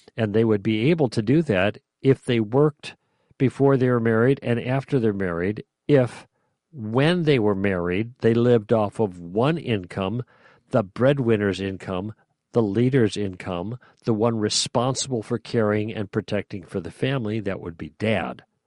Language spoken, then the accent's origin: English; Chicago, Illinois, United States; I grew up in Chicago